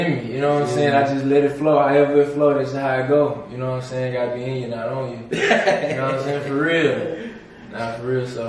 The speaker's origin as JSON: {"language": "English", "town": "Houston", "region": "Texas", "country": "United States", "tie": "born or raised there", "said": "I'm from South Park, Houston, Sunnyside, you know what I'm saying? MLK and Biff, to be exact. Yeah. That's my hood, you know what I'm saying? That's where I grew up, born and raised."}